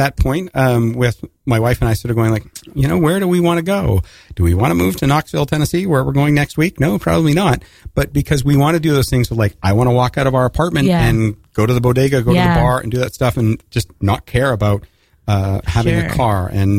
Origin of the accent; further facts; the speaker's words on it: Canada; moved away as an adult; now in United States; North of the border, but I've spent the last 25 years south of the border.